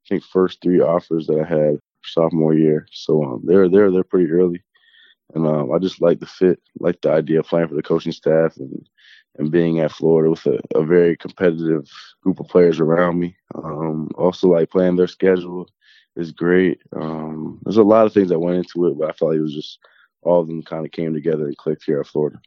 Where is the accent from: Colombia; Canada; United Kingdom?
Canada; small town outside Toronto, Ontario; I grew up in like a small, small town, probably 30, 40 minutes outside Toronto